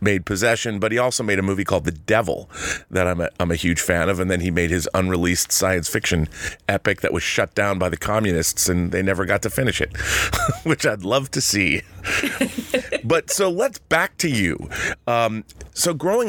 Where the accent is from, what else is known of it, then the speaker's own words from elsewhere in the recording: Seattle, Washington, United States; I grew up in Seattle going to the Seattle International Film Festival